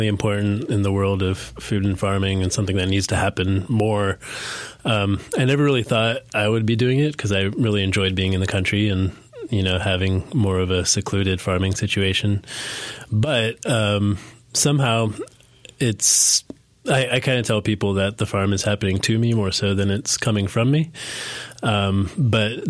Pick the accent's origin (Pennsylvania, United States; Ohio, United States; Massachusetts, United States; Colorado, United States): Pennsylvania, United States; Pittsburgh; moved away as an adult; now in Asheville, United States; We were raised up in Pittsburgh, Pennsylvania, and we grew up there